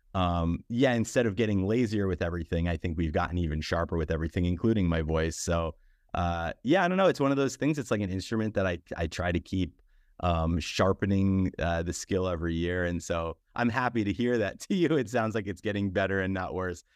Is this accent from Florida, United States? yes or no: no; New York, United States; moved away as an adult; now in Los Angeles, United States; as a New Yorker